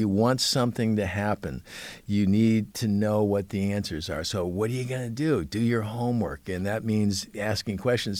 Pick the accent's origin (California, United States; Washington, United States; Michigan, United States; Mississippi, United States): California, United States; Beverly Hills; I grew up in Beverly Hills